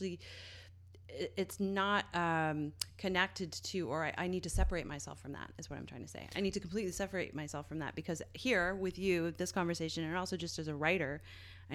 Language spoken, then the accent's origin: English; St. John's, Newfoundland and Labrador, Canada; in Newfoundland, in my hometown of St. John's